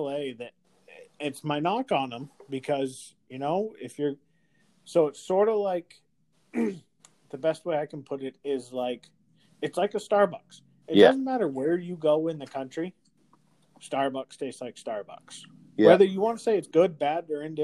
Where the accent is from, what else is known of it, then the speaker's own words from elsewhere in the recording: Northeast, United States; moved away; Growing up in the Northeast